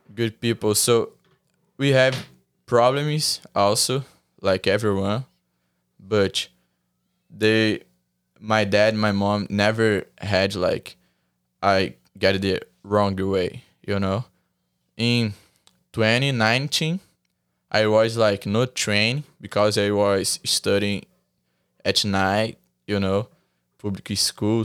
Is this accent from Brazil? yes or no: yes; Brazil; English is a second language; moved away